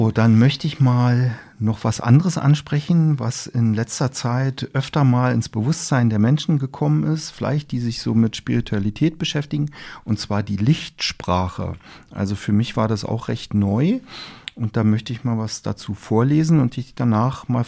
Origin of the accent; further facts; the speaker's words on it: Berlin, Germany; Das kenne ich als Berliner so gar nicht.